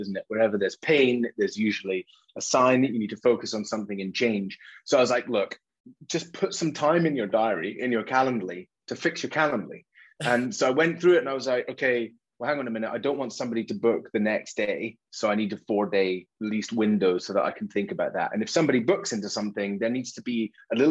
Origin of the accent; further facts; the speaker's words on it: Isle of Mull, west coast of Scotland, United Kingdom; I grew up on the Isle of Mull, west coast of Scotland, tiny place.